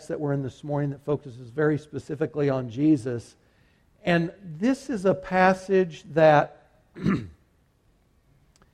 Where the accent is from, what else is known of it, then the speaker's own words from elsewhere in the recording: Kansas, United States; I'm from Kansas